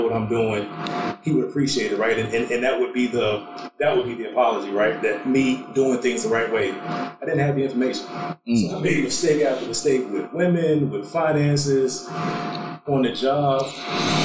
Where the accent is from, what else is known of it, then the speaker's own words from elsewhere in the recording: Hampton, Virginia, United States; moved away as an adult; also born or lived in DMV area; now in Texas, United States; I grew up in Hampton, between Hampton and Newport News.